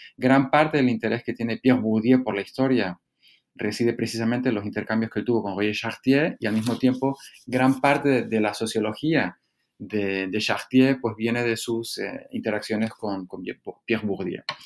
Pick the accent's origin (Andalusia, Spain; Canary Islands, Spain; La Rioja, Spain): Canary Islands, Spain; moved away as an adult; also born or lived in Stanford, United States / Harvard, United States; Fue realmente la primera vez que yo me marchaba de Canarias por cuestiones eh, académicas